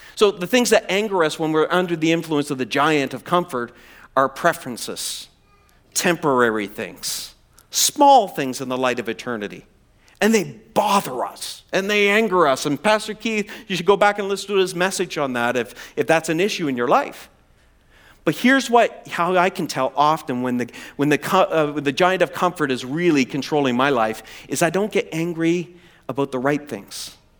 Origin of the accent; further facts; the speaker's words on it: East Coast of Canada, Atlantic Canada, Canada; moved away; I'm from the East Coast of Canada. I grew up in the ocean there